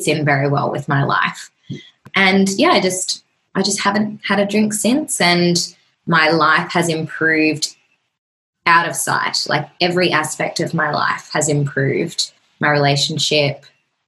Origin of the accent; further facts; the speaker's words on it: Australia; it's just the normal thing to do in Australia. Like, we just drink every weekend. We just love to get drunk and it's our culture